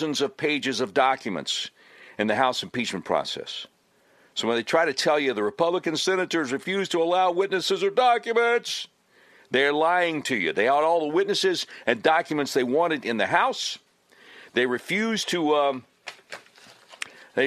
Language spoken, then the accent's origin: English; Charlotte, North Carolina, United States; moved away as an adult; now in Little Rock, United States; I grew up in Charlotte, North Carolina